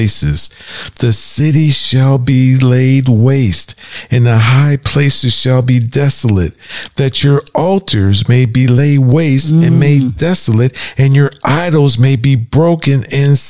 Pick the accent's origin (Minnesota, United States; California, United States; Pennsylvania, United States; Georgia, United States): Pennsylvania, United States; Pittsburgh; now in Florida, United States; we're from Pittsburgh, Pennsylvania. So, we grew up in an area called Hazelwood